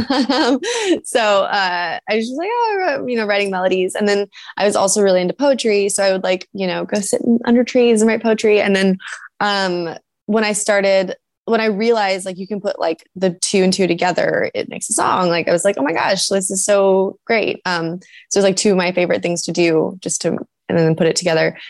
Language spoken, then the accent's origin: English; San Diego, California, United States; also born or lived in Oceanside, California; now in Los Angeles, United States; loved growing up in San Diego